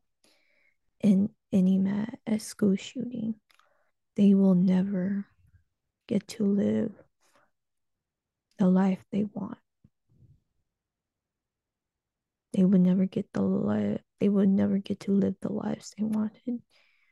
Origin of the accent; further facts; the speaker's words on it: United States; I was born in the United States